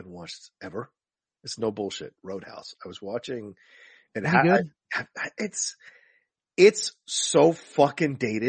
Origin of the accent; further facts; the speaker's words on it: the South, United States; I grew up in the South